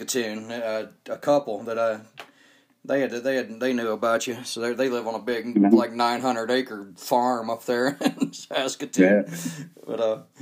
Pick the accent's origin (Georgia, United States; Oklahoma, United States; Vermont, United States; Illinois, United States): Georgia, United States; Marietta; now in Utah, United States; We grew up together in Georgia